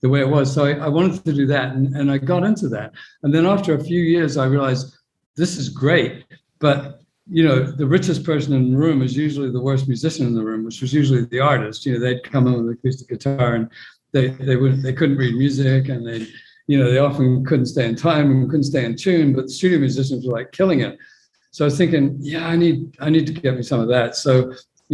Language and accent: English; New Zealand; also born or lived in London / Los Angeles / Maryland / Europe; now in New York, United States; born in London, grew up in New Zealand. I'm in New York now.